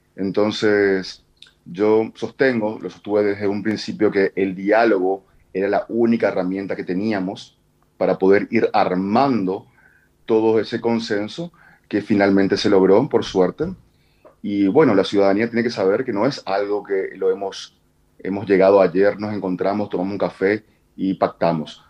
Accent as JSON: {"language": "Spanish", "region": "Asunción", "country": "Paraguay"}